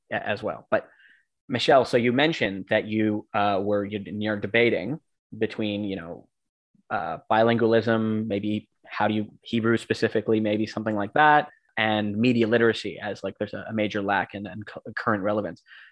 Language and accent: English; Vancouver, British Columbia, Canada; moved away; I'm from Vancouver.